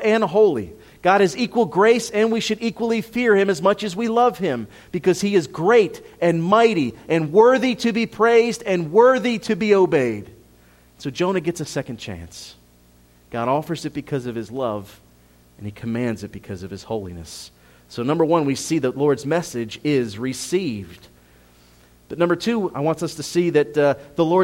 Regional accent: Philadelphia, Pennsylvania, United States; moved away; I'm Italian. I'm from Philadelphia.

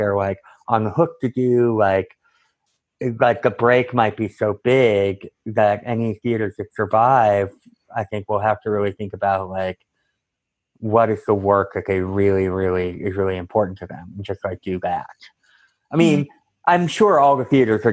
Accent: Cambridge, Massachusetts, United States; moved away as an adult; also born or lived in Santa Cruz, California / Chicago; I'm from Cambridge, Massachusetts, originally

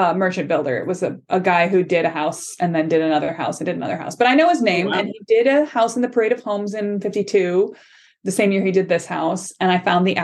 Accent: Chicago suburbs, Illinois, United States; I grew up in the Chicago suburbs

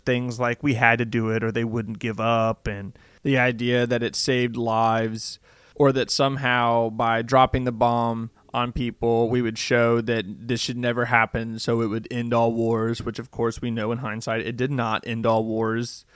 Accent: United States; I'm an American

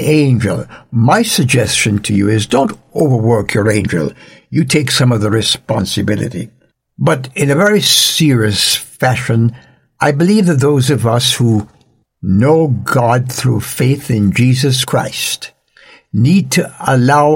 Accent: Jamaica; In Jamaica, where I was born and raised

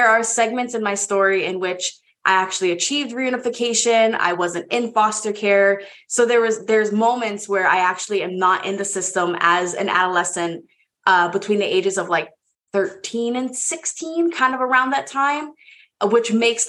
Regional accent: Hawaii, United States; moved away as an adult; now in Baltimore, United States; born and raised in Hawaii

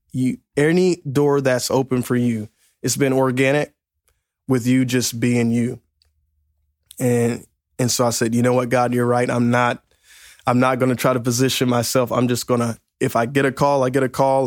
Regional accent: Mississippi, United States; now in Lexington Park, Maryland, United States; originally from uh, Mississippi, uh, but went to church in Pascagoula, Mississippi

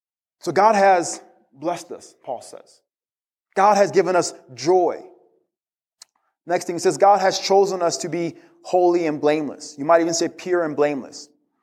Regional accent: DR Congo; I grew up in the Congo. In the Congo, dogs aren't very friendly, so I was always terrified of dogs.

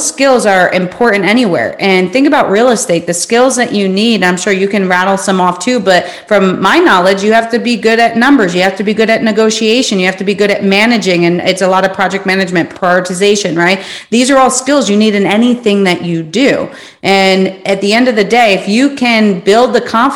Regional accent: New York, United States; I'm from New York

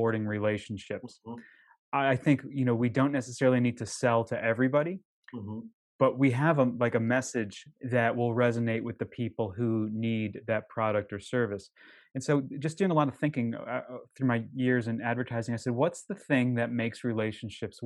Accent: Connecticut, United States; now in Boston, United States; I live outside of Boston. I'm originally from Connecticut.

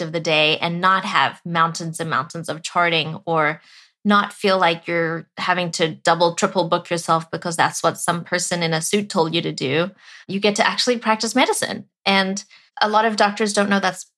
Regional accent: South Africa; moved away; I was born and raised in South Africa

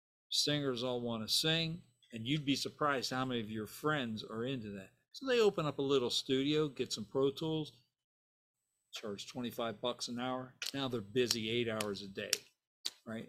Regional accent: Steubenville, Ohio, United States; moved away; also born or lived in Dallas, Texas; Steubenville, Ohio

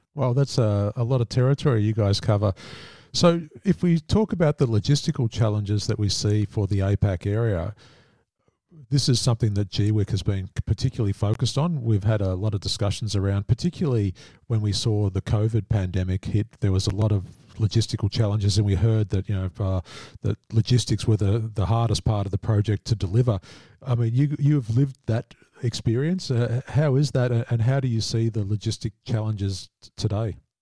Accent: Australia; as an Australian

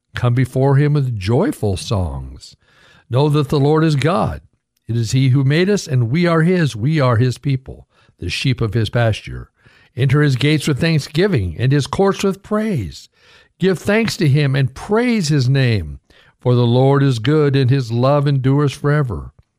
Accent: United States; I was born in America

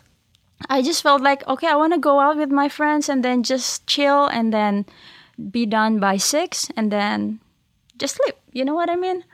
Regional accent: Indonesia; moved away; I'm from Indonesia

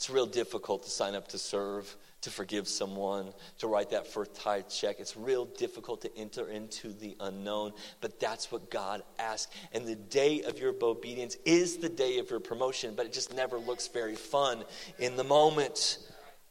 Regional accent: Oklahoma, United States; also born or lived in Seattle, Washington; now in Texas, United States; I moved from Seattle back to Oklahoma

